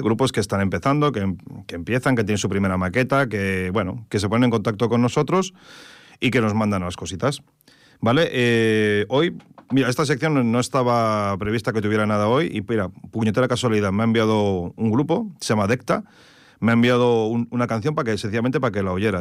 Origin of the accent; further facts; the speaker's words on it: Terrassa, Catalonia, Spain; Yo soy de Tarrasa